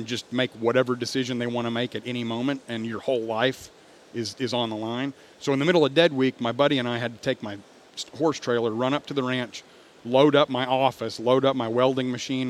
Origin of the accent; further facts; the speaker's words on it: Richardson, Texas, United States; also born or lived in Memphis, Tennessee; I grew up in Richardson. I didn't grow up on a ranch